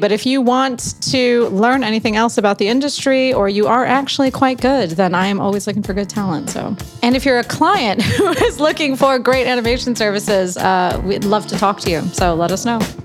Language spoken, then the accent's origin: English; Chicago, Illinois, United States; also born or lived in New York; now in London, United Kingdom; I'm from Chicago, but I moved to New York and then from New York here